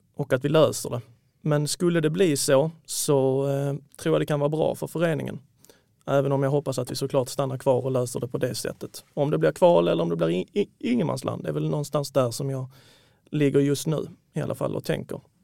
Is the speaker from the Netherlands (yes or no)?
no; Malmö, Skåne, Sweden; now in Lund, Sweden; 32-åring, född och uppvuxen i Malmö, numera utflugen till Lund